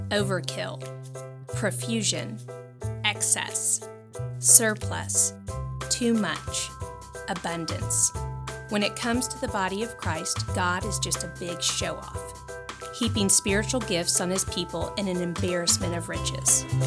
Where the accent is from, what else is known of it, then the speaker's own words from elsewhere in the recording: Louisiana, United States; I'm from Louisiana